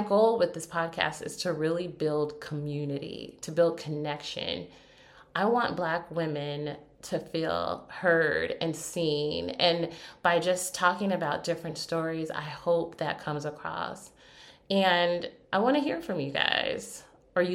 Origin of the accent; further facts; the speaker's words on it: United States; as an American